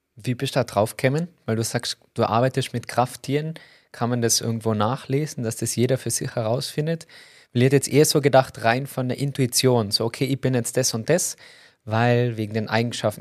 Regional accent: Tyrol, Austria; als Tiroler

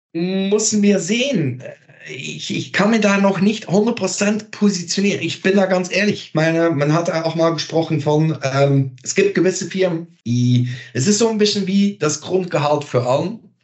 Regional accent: Belgium; German is a second language; moved away; Ich bin Belgier

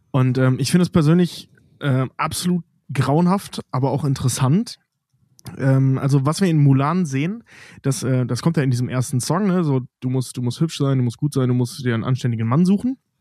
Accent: Cologne commuter belt, North Rhine-Westphalia, Germany; jemand, der aus dem Speckgürtel Kölns im weitesten Sinne, im sehr weitesten Sinne kommt, also Rheinländer einfach ist

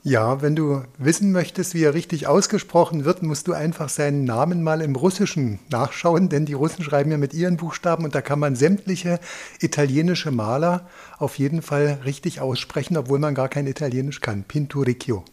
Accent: East Germany, Germany; wir sind ja in der DDR zur Schule gegangen

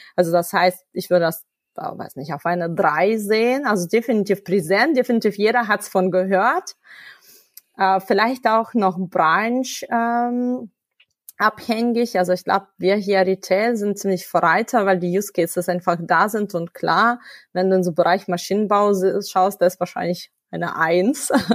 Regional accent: Ukraine; first language Russian; German is a second language; now in Germany; ich komme ursprünglich aus der Ukraine. Meine Muttersprache ist Russisch.

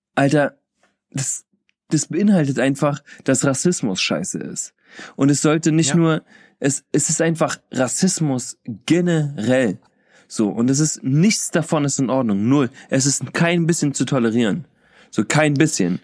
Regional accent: Kassel, Hesse, Germany; bei uns in Kassel

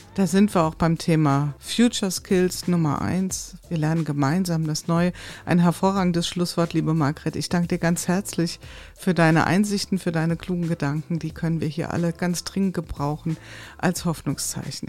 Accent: Hesse, Germany; ich komme aus dem Hessenland

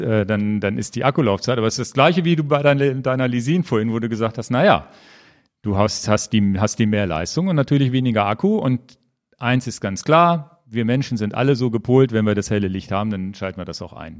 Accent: Northern Germany, Germany; bei uns in Norddeutschland

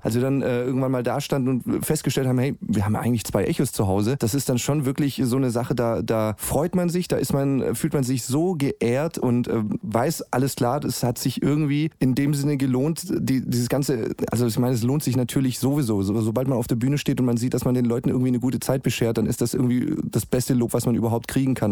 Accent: Stuttgart, Baden-Württemberg, Germany; in meiner Heimat in Stuttgart

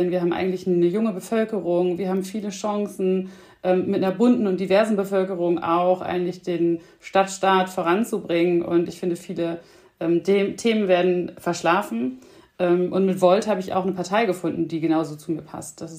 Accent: Bremen, Germany; born there; Ich bin äh, Mutter von zwei kleinen Kindern, bin in Bremen geboren

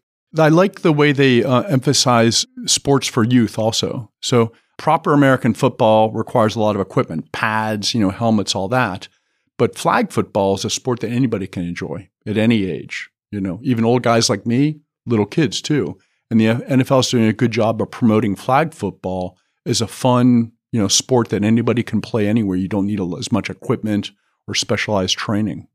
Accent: Washington, District of Columbia, United States; moved away as an adult; also born or lived in Pittsburgh, Pennsylvania / California; now in Frankfurt, Germany; we moved to Washington when I was four years old. So I grew up in Washington, D.C.

